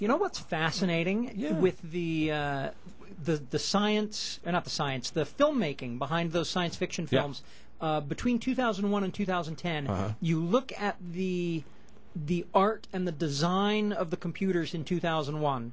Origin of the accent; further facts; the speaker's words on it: United States; As an American